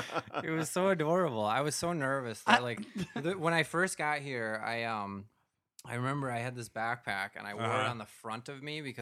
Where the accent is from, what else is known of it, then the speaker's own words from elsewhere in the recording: United States; moved away as an adult; also born or lived in Minnesota / Wisconsin; now in New York City, United States; I'm from Minnesota. I'm from Wisconsin.